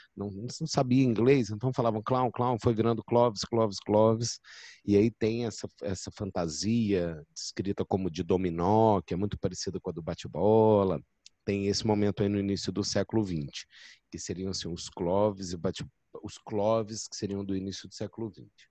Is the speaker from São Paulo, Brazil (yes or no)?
no; Belo Horizonte, Minas Gerais, Brazil; now in Rio de Janeiro, Brazil; eu sou de Belo Horizonte